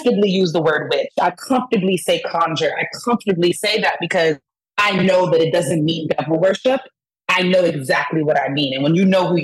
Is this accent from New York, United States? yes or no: yes; New York City, New York, United States; moved away as an adult; now in Atlanta, United States; I'm originally from Brooklyn, East New York to be specific.